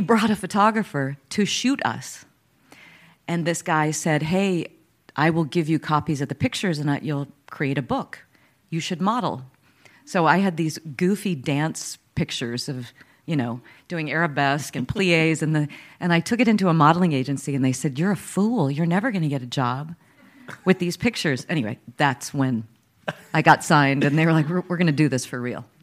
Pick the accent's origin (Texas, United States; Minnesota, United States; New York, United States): Texas, United States; Dallas; I was born in Dallas, Texas